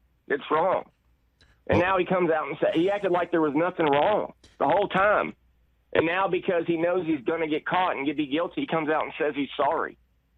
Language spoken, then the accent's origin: English; Northern Ohio, United States; now in Louisville, United States; I grew up in Northern Ohio